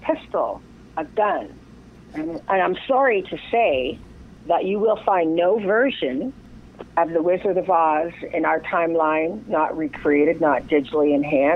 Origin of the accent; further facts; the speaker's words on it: Windsor, Ontario, Canada; I was raised in Windsor, Ontario in Canada